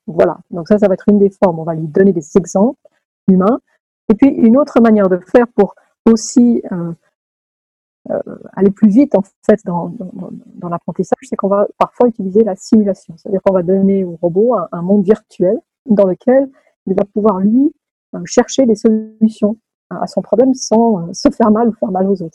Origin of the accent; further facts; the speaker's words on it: Lausanne, Vaud, Switzerland; moved away as an adult; also born or lived in Edinburgh / California; Je suis née d'un papa italien et d'une maman française qui se sont rencontrés à Lausanne. J'y ai fait mes études euh, mes premières